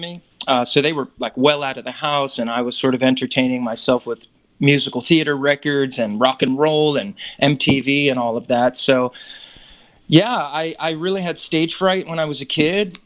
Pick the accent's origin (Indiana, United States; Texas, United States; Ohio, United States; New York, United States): New York, United States; New York area, United States; growing up in New York area